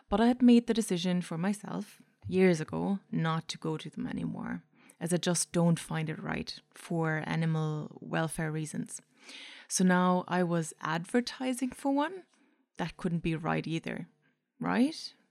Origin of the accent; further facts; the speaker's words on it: Germany; accent: mix of German, Irish; English is a second language; now in Ireland; I'm from Germany originally, but I've emigrated to Ireland many moons ago. So, if you were wondering what that weird accent is, it's a mix of German, Irish, and whoever I listen to on a daily basis.